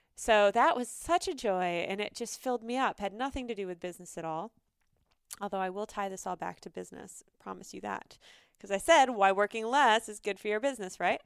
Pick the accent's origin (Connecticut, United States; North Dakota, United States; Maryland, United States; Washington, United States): North Dakota, United States; moved away; And I grew up in North Dakota, and it's always been a part of my heart. I was there for ten years